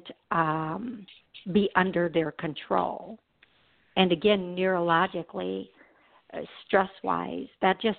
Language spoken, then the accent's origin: English; Milwaukee, Wisconsin, United States; I'm from Milwaukee